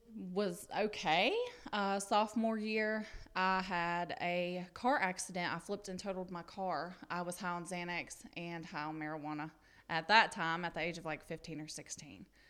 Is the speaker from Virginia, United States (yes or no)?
no; Pickens, South Carolina, United States; I'm from Pickens, South Carolina. I was born and raised there, still there